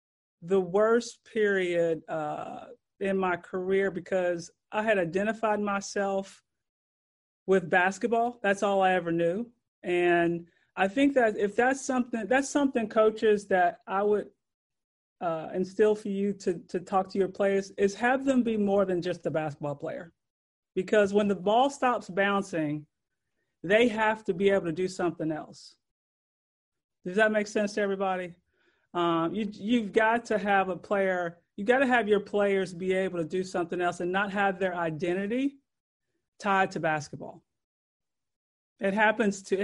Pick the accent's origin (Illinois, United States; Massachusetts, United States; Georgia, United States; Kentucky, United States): Kentucky, United States; Louisville; I grew up in Louisville, Kentucky.